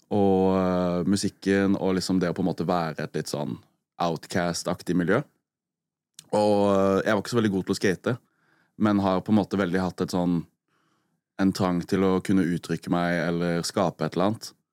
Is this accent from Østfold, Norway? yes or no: no; Arendal, Agder, Norway; jeg er oppvokst med liksom kjempebrei arendalsdialekt